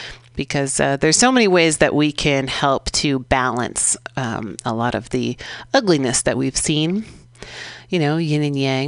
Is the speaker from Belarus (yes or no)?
no; San Francisco, California, United States; I grew up here in San Francisco out in the sunset, right by the beach